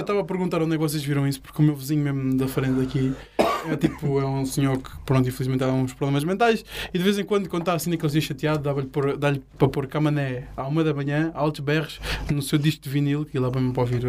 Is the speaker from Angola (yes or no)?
no; Faro, Algarve, Portugal; eu sou cá de Faro, mesmo cresci cá e nasci cá